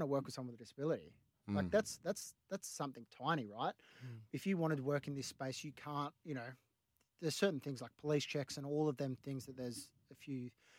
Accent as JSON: {"language": "English", "town": "Yamba", "region": "New South Wales", "country": "Australia", "also_born_or_lived": "Gold Coast / Parramatta", "lives_now": "Bondi, Australia", "said": "I left Parramatta, I was from Yamba and then the Gold Coast. I was like, all right, I'm moving to the beach. So I moved to Bondi with my sister."}